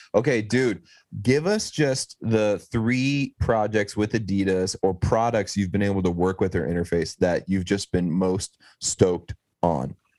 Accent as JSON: {"language": "English", "region": "East Texas", "country": "United States", "moved": "yes", "said": "I'm from East Texas originally, so I'm just kind of from like the middle of nowhere"}